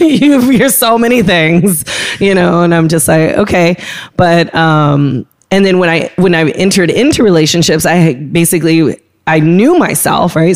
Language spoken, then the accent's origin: English; California, United States; moved away; growing up in California